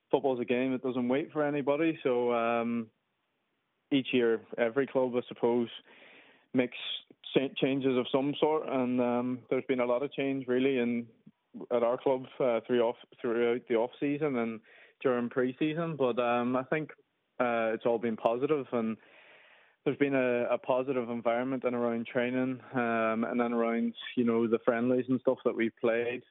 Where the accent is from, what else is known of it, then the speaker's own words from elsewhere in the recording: Derry, Northern Ireland, United Kingdom; moved away as an adult; also born or lived in London / Dublin / Scotland; now in Perth, Australia; signed for my hometown club, Derry City